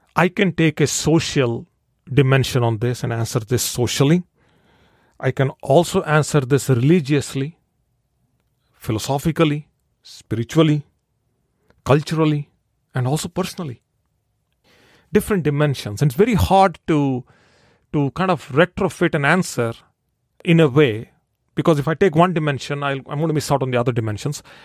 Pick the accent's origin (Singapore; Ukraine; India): India; I'm born and raised in India